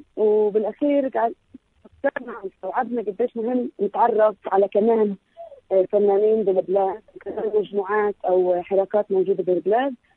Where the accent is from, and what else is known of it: Palestine